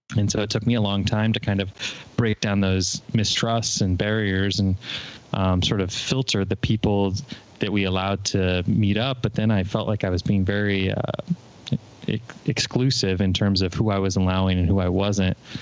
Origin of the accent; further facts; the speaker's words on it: Fort Wayne, Indiana, United States; moved away as an adult; I moved back here to where I am now in my hometown of Fort Wayne